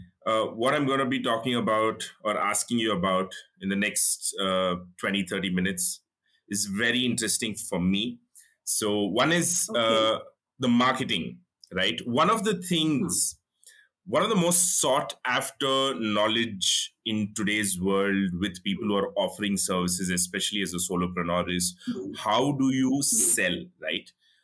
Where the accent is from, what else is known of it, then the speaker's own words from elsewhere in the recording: India; as an Indian population